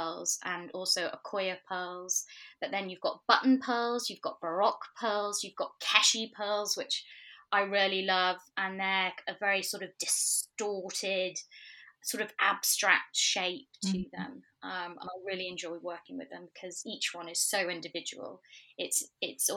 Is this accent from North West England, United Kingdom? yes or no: yes; Manchester, North West England, United Kingdom; moved away as an adult; also born or lived in New York; now in London, United Kingdom; I'm originally from Manchester